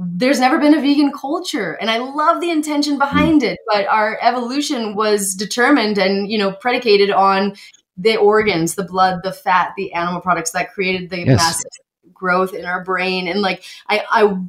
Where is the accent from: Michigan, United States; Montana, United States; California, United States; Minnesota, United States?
Montana, United States; I grew up in Montana, first off, so I'm familiar with the realities of agriculture